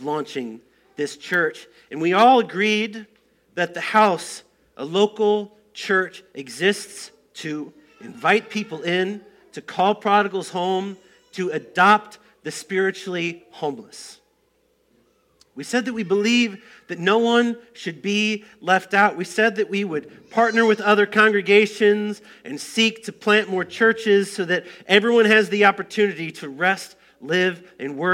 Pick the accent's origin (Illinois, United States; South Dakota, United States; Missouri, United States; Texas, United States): Illinois, United States; Moline; moved away as an adult; also born or lived in Colorado Springs, Colorado; Now, I grew up in Moline